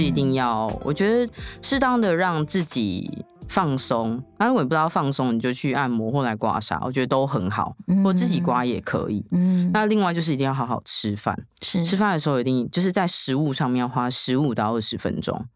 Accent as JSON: {"language": "Chinese", "region": "Tainan", "country": "Taiwan", "said": "我不是住台北，然后我又是台南人"}